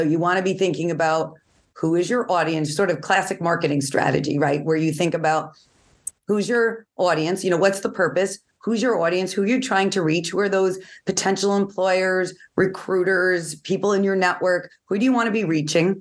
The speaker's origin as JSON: {"language": "English", "region": "New York", "country": "United States", "said": "I'm from New York, so I talk quickly."}